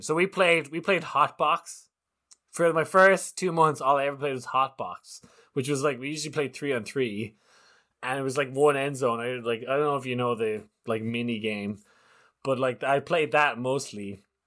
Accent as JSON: {"language": "English", "country": "Ireland", "said": "as an Irishman"}